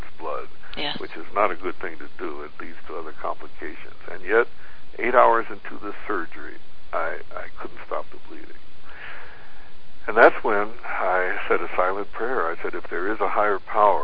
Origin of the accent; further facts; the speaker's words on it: Philippines; being a Filipino person